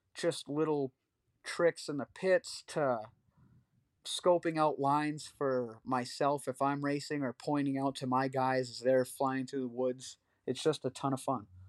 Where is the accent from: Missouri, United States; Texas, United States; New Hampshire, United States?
New Hampshire, United States; Pittsburg; I grew up in Pittsburgh, New Hampshire